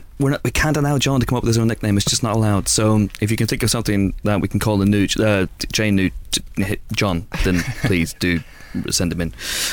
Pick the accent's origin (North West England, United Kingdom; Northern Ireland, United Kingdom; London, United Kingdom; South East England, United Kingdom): Northern Ireland, United Kingdom; Banbridge; born or raised there; moved away